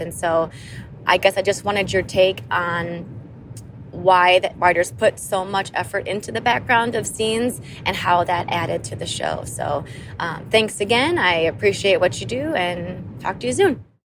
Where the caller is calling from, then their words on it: Madison, Wisconsin, United States; I am calling from Madison, Wisconsin